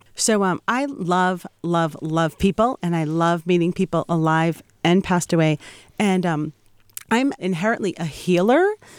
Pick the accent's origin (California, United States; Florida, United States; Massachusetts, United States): Massachusetts, United States; Boston; I'm a Yankee. I'm from Boston